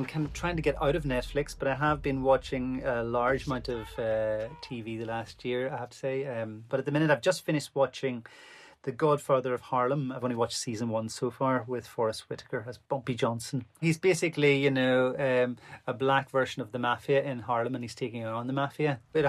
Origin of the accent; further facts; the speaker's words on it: Ireland; I'm an Irish violinist.